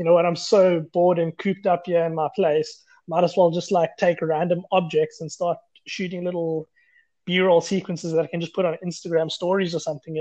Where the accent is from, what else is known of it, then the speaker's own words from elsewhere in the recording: Grahamstown, Eastern Cape, South Africa; moved away as an adult; now in Cape Town, South Africa; I'm from Grahamstown, Eastern Cape, living in Cape Town, stayed here for the last 8 years